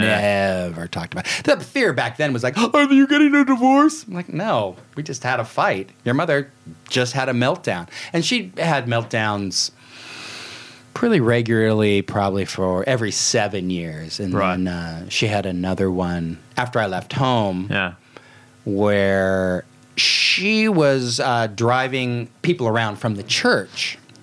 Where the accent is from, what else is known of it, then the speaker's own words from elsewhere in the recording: Salem, Oregon, United States; also born or lived in Klamath Falls, Oregon; But I'm from Salem, Oregon, which is a little bit. It's a nice city. It's a little bit of an armpit, but it, it was some tough growing up there.